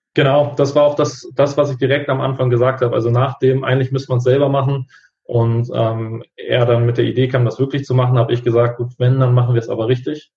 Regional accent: Hamburg, Germany; 28 Jahre jung, komme aus Hamburg

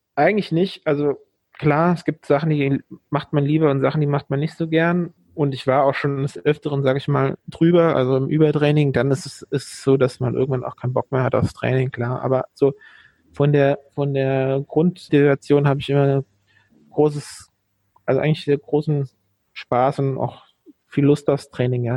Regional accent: Dieburg, Hesse, Germany; ich komme hier aus dem Großraum Frankfurt und in der Nähe von Darmstadt eigentlich, in Dieburg, äh, bin ich aufgewachsen

